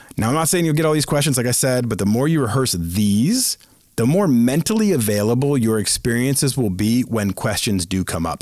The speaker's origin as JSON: {"language": "English", "town": "Bolton", "region": "Massachusetts", "country": "United States", "tie": "born or raised there", "said": "in Bolton, Massachusetts, my hometown"}